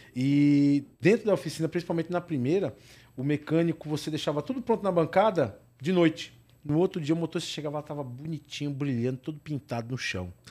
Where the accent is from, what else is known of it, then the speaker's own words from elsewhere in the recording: São Bernardo do Campo, São Paulo, Brazil; eu sou de São Bernardo